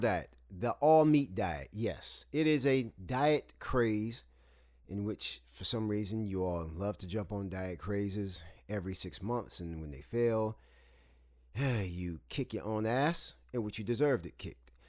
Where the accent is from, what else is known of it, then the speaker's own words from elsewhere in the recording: Saginaw, Michigan, United States; moved away as an adult; also born or lived in the South (US); now in the South, United States; I'm from Saginaw, Michigan, and I live in the South now